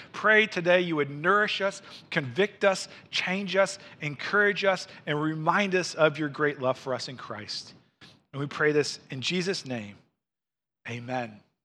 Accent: Missouri, United States; moved away as an adult; now in Wisconsin, United States; I was raised in Missouri

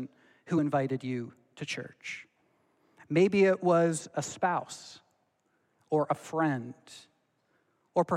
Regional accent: Belleville, Ontario, Canada; moved away; also born or lived in Dordt (college); my pastor that I grew up with in Belleville, Ontario

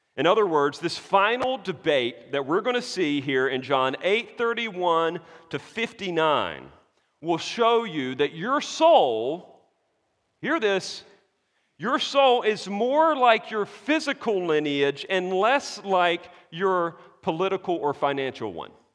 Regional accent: United States; I'm an American dude

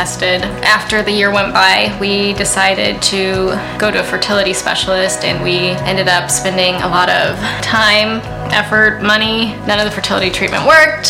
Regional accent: Jefferson, Oregon, United States; also born or lived in Washington State; I am originally here from Oregon. I grew up here in Jefferson.

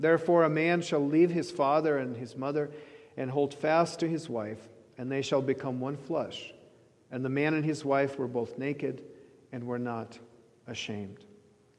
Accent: Ukraine; moved away; I grew up in the Soviet Ukraine, as many of you know, and I grew up in a thoroughly secular society

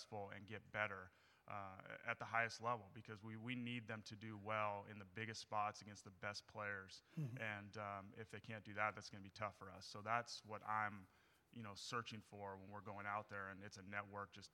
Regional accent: Northern California, United States; also born or lived in Miami; I'm from Northern California and just – you know, I think growing up, I was a Cal fan

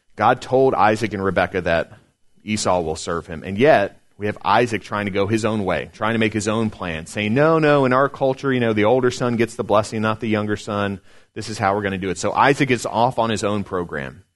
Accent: Chesapeake, Virginia, United States; I grew up here in Chesapeake. Well, not here in Smithfield, but grew up in Chesapeake

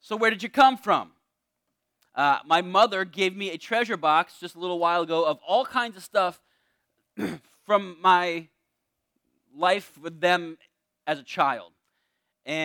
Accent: Torrington, Connecticut, United States; I was born in Charlotte Hungerford Hospital in Torrington, Connecticut

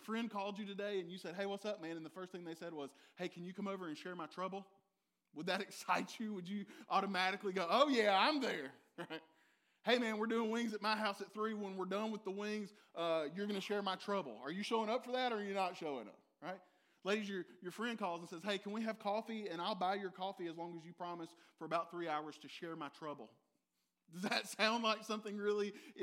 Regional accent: Dublin, Georgia, United States; I said, the Dub is the hub of Middle Georgia.

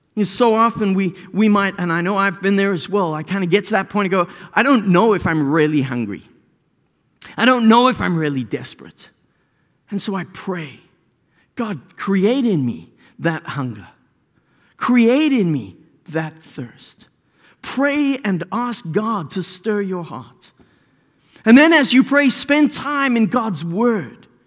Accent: South Africa; As a South African

